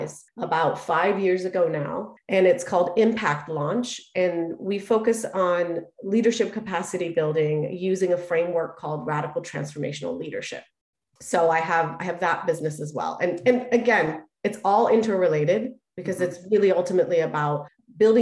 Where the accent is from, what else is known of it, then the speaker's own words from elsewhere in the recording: California, United States; English is a second language; also born or lived in Iran; I left Iran, which is where I'm from, when I was 7 years old, spent a year in transit through Turkey and Germany, and came to California when I was 8 years old. And when I came here, I didn't speak English